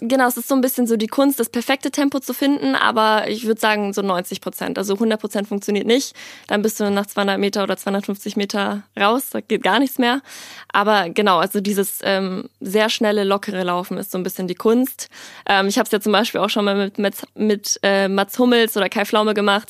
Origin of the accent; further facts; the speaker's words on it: Ingolstadt, Bavaria, Germany; moved away as an adult; also born or lived in Worms; ich bin in Worms geboren und bin dann aber super schnell, ich glaube, ich war ein halbes Jahr, bin ich dann ähm, nach Ingolstadt gezogen mit meiner Familie und bin dann dort zur Schule gegangen